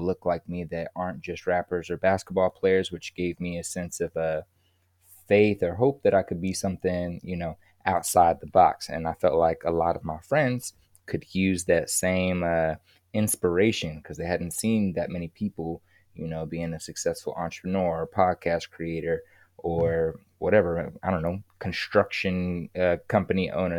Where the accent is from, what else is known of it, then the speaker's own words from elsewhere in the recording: Kansas City, Missouri, United States; moved away; also born or lived in California; I'm from Kansas City, Missouri, and I, I, I left Kansas City to move to California